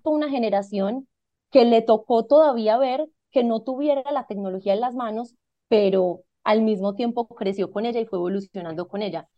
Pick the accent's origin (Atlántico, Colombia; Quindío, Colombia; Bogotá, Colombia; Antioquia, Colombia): Antioquia, Colombia; Medellín; yo nací en Medellín.